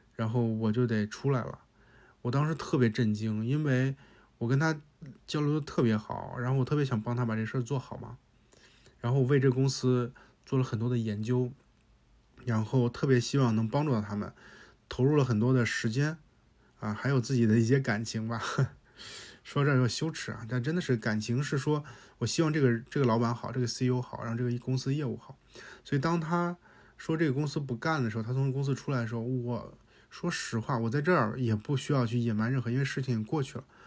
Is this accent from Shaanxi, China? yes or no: no; Hebei, China; 我也是河北人，我也是这种性格